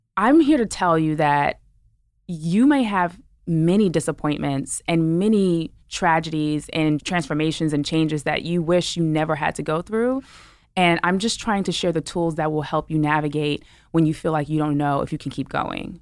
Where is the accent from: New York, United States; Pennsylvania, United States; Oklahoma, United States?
New York, United States; New York City; I'm a New Yorker, right? I'm from Brooklyn